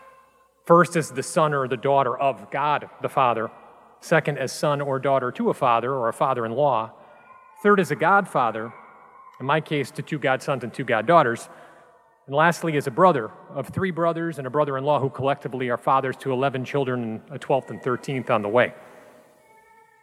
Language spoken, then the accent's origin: English; Milwaukee, Wisconsin, United States; now in Chicago, United States; growing up in Milwaukee